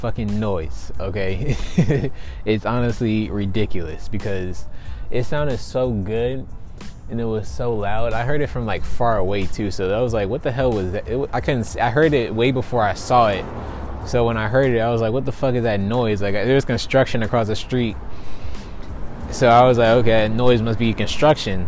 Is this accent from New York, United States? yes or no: no; Maryland, United States; I'm from Maryland